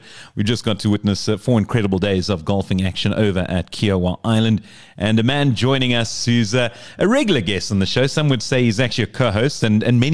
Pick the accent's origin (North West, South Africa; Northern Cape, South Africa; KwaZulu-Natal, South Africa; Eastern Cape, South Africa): Eastern Cape, South Africa; Port Elizabeth; went to my hometown, Port Elizabeth